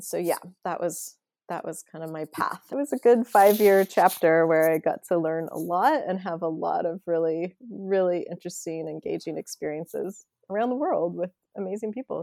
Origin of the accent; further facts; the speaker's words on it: McMinnville, Oregon, United States; moved away as an adult; also born or lived in Eugene, Oregon / New York City / Vancouver, Canada; born and raised in McMinnville, Oregon.